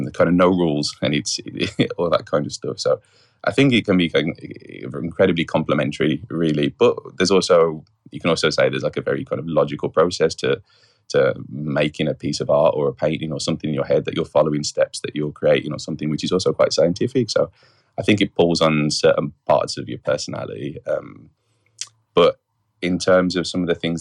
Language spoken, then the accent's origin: English; West Bromwich, West Midlands, United Kingdom; I'm originally from West Bromwich in the Midlands in the UK, hence the accent